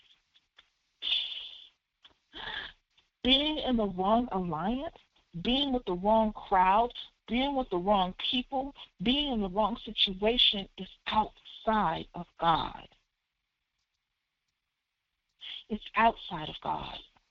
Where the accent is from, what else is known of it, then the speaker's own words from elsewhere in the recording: Philadelphia, Pennsylvania, United States; I'm from Philly, so, you know, Broad and Erie, Germantown and Westmoreland